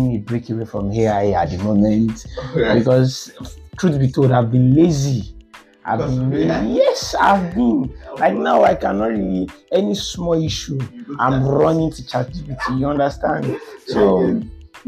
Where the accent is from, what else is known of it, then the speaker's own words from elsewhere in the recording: Nigeria; I'm a Nigerian